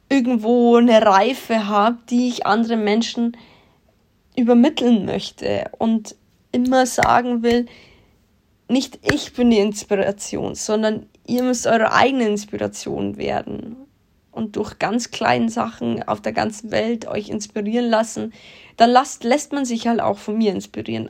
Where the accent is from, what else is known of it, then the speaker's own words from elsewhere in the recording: Germany; bei uns in Deutschland